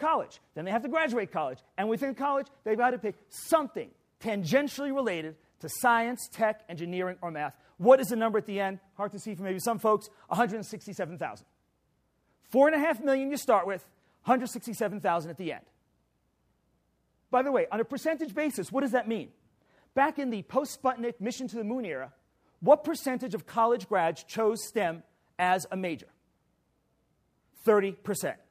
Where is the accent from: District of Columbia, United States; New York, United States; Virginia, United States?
New York, United States; New York City; I'm from New York City.